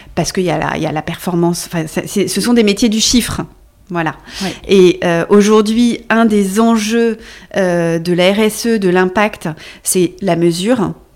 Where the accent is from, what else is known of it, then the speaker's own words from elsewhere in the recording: Brittany, France; also born or lived in Luxembourg / Brussels / London / Budapest; now in Paris, France; Je suis bretonne